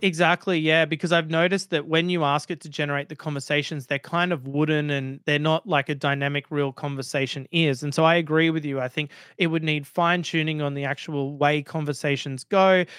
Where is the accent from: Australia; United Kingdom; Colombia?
Australia; accent: Australian